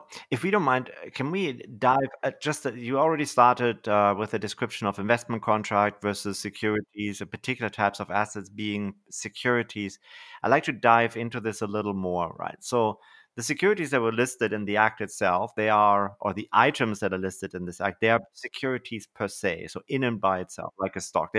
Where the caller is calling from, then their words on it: Canada; So just for context, actually, so I'm talking from Canada.